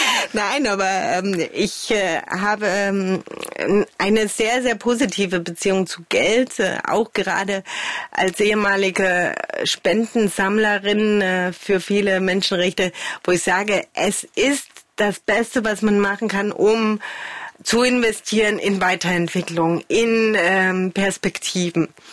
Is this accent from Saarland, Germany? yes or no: no; Chemnitz, Saxony, Germany; moved away as an adult; also born or lived in Glauchau / Paris / Hamburg / Berlin; ich bin in Karl-Marx-Stadt groß geworden